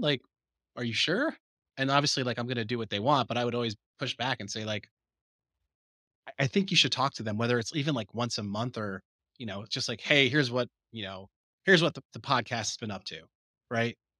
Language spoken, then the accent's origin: English; New Jersey, United States; I could see the Twin Towers from my bedroom window